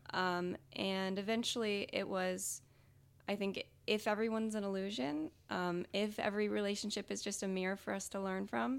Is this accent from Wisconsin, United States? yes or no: no; Rockford, Illinois, United States; I was born and raised in Rockford